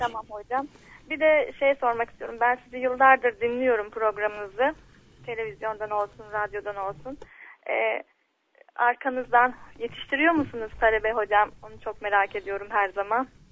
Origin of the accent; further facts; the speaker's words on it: Bolu, Bolu Province, Turkey; now in Istanbul, Turkey; memleketimde Bolu'da doğdum